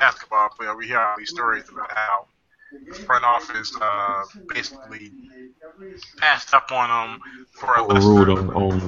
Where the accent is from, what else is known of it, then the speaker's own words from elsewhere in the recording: Chicago, Illinois, United States; we're from Chicago